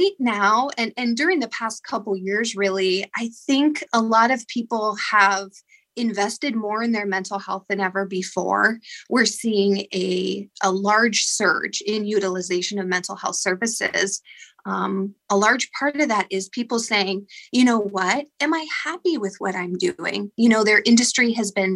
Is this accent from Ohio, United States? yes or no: yes; Ashtabula, Ohio, United States; also born or lived in Meadville, Pennsylvania; I'm actually from Ashtabula, Ohio, and I'm a licensed professional counselor in Meadville, Pennsylvania